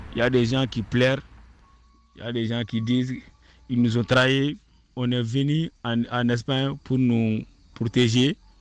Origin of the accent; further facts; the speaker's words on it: Mali; moved away as an adult; je suis malien, je viens pour, pour me protéger car il y a des guerres dans notre pays